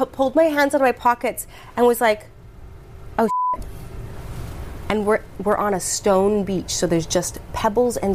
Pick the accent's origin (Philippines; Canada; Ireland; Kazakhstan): Canada; moved away as an adult; also born or lived in Hawaii; I'm from Canada.